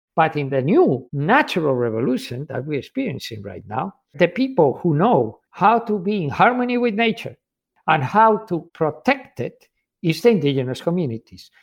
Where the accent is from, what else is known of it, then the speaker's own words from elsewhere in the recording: Spain; I'm from Spain